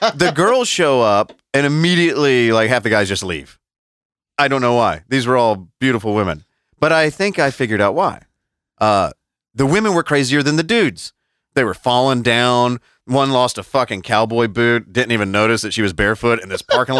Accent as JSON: {"language": "English", "town": "Atlanta", "region": "Georgia", "country": "United States", "tie": "born or raised there", "said": "I'm from here. Like, I was born and raised in the Atlanta area"}